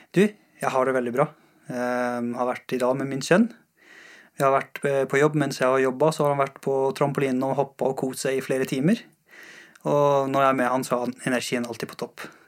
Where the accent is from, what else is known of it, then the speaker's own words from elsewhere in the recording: Mashhad, Razavi Khorasan, Iran; also born or lived in Afghanistan; now in Norway; Jeg, jeg har vokst opp i Iran. Uh, jeg har bodd i Iran, i en by som heter Mashhad.